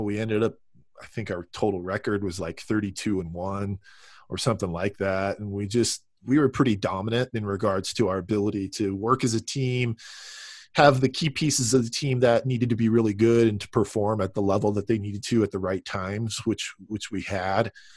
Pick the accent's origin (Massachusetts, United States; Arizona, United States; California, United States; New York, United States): California, United States; Southern; I grew up in Southern California